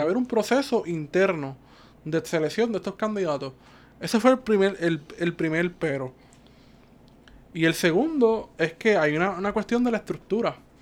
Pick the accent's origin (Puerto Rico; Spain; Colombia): Puerto Rico; Cabo Rojo; moved away as an adult; now in San Juan, Puerto Rico